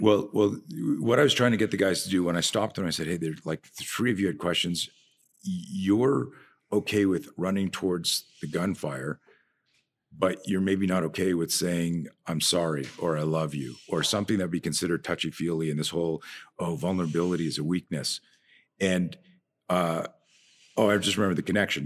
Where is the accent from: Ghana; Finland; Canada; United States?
Canada; I'm from Canada, so you're either a skier or a skater